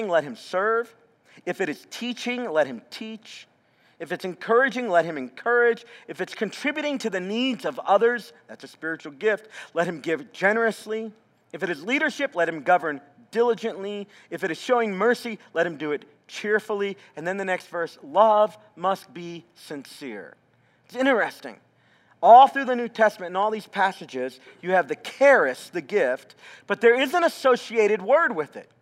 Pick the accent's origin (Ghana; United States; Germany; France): United States; the South; moved away; I'm from the South. We still do that down there